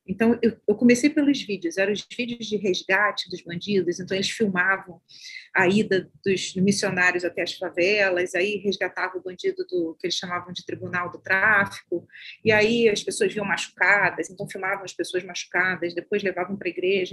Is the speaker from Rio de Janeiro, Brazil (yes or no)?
yes; Baixada Fluminense, Rio de Janeiro, Brazil; eu sou da Baixada Fluminense do Rio de Janeiro